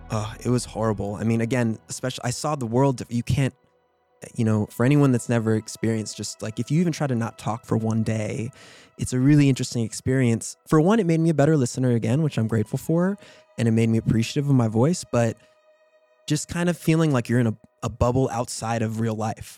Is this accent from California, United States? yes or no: no; New York City, New York, United States; growing up in New York